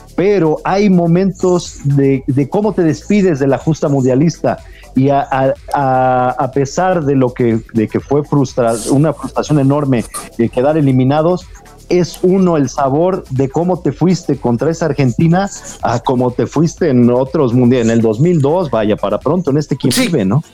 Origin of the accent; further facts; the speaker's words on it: Mexico; aunque no nos guste como mexicanos